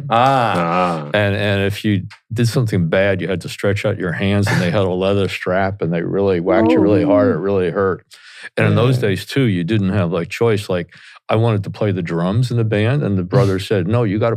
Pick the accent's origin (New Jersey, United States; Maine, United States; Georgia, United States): New Jersey, United States; Teaneck; accent: Jersey; because I grew up here in Teaneck, New Jersey, and went to Bergen Catholic High School in Oradell